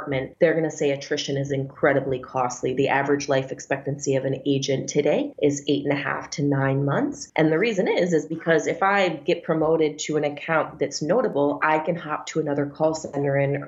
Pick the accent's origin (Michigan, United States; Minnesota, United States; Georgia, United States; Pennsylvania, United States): Minnesota, United States; moved away as an adult; now in New York, United States; I was born and raised in Minnesota